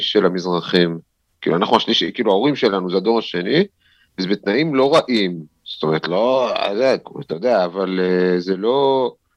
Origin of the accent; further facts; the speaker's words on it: Jerusalem, Jerusalem District, Israel; נולדתי בעצם בירושלים, בבית וגן, בעוזיאל, אבל מגיל שלוש בערך עברנו לגילו, עד גיל 19